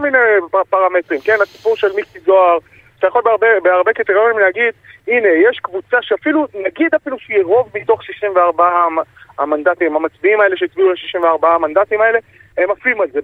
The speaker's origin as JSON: {"language": "Hebrew", "town": "Jerusalem", "region": "Jerusalem District", "country": "Israel", "tie": "born or raised there", "said": "שנולד בעיר העתיקה בירושלים, גדלתי שם"}